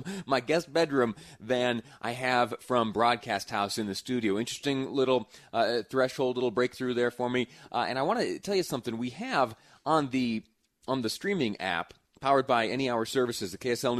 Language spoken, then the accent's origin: English; upstate New York, United States; now in Utah, United States; I have a map of my hometown. Little town in upstate New York. I did some growing up there